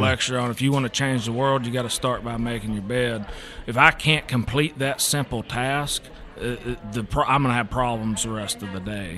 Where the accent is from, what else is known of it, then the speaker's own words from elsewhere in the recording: Eastern Kentucky, United States; moved away; I'm originally from Eastern Kentucky